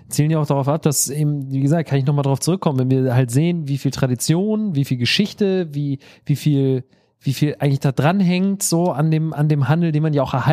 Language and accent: German; Northern Germany, Germany; wir kommen aus Norddeutschland, die sind genauso, nur dass wir platt sprechen